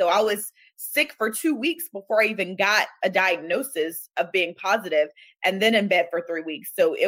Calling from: Atlanta, Georgia, United States

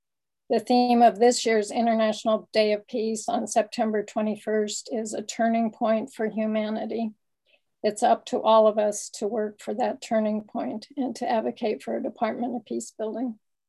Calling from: California, United States; I come to you all from the Ohlone lands in the San Francisco Bay Area, and I'm really happy to be with you.

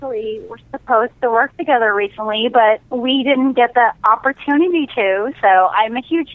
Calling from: San Diego, California, United States; I'm calling from San Diego, California.

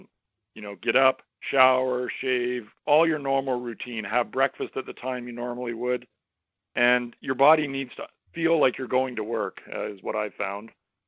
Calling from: Toronto, Ontario, Canada; I am calling in from Toronto, Ontario, Canada.

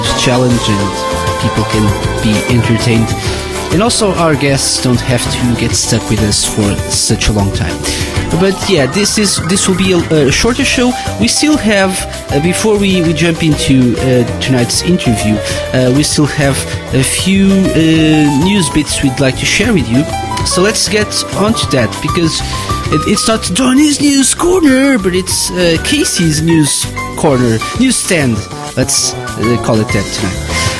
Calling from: Portugal; I'm live from Portugal, and this week I'm lonely, so lonely.

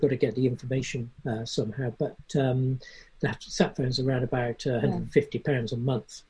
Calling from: Alvor, Faro, Portugal; We're on the south coast of Portugal, the Algarve, and we're sitting in a little, it's rather a large estuary actually called Alvor, which is absolutely beautiful, absolutely stunning.

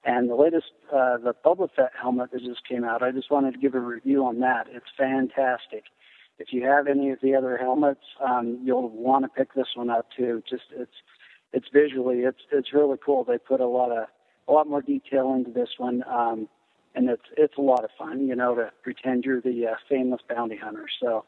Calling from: Clinton, Utah, United States; I'm calling from Clinton, Utah.

